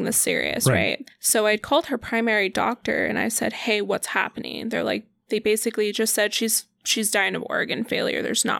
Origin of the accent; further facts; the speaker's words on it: Denver, Colorado, United States; moved away; Colorado. I'm from Denver, Colorado.